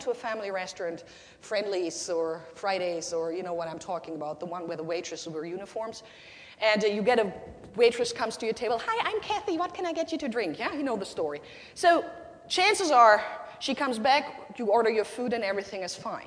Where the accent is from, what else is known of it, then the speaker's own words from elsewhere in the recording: Germany; first language German; English is a second language; now in United States; my country, in Nazi Germany